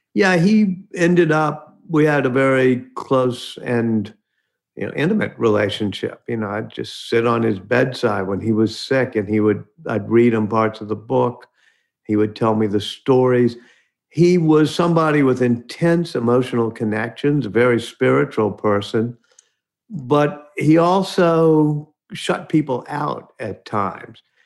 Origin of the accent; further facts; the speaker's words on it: New Orleans, Louisiana, United States; My hometown, grew up right near where Louis Armstrong grew up in central city of New Orleans